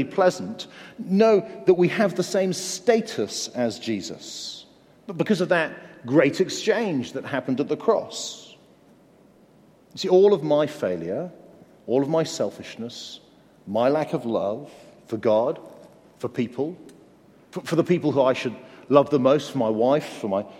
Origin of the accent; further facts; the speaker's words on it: Guildford, South East England, United Kingdom; also born or lived in Canterbury, Kent; I grew up in Guildford in Surrey.